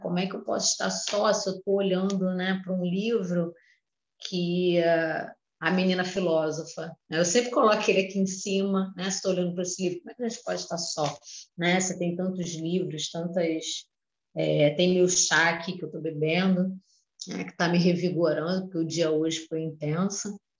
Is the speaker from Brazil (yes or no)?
yes; Rio de Janeiro, Brazil; eu sou do Rio de Janeiro